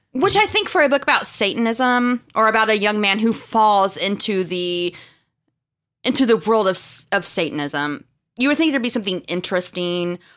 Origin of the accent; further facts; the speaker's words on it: Marshfield, Missouri, United States; I'm from a small town called Marshfield in Missouri